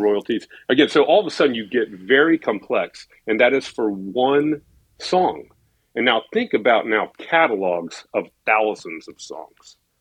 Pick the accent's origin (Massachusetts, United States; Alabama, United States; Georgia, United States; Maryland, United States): Georgia, United States; Atlanta; moved away as an adult; now in Nashville, United States; I never wanted to return to my hometown of Atlanta. I wanted to stay in Nashville for good